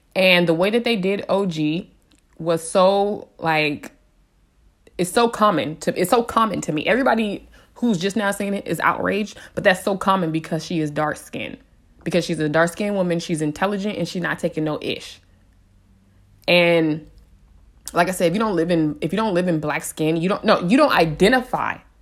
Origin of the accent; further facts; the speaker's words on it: San Diego, California, United States; I was raised in San Diego